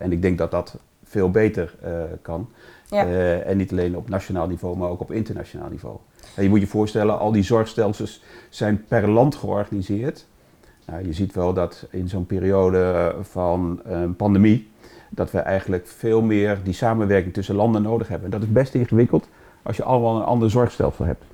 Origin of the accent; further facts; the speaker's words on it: Drenthe, Netherlands; bij ons in Drenthe